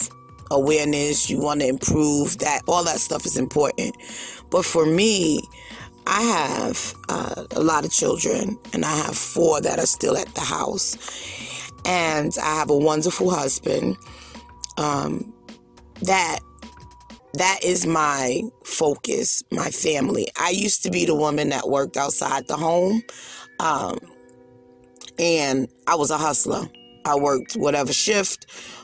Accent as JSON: {"language": "English", "town": "New York City", "region": "New York", "country": "United States", "said": "I'm from Brooklyn"}